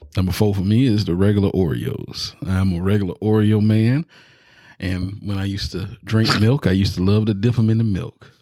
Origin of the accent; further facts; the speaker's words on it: the South, United States; I'm from the South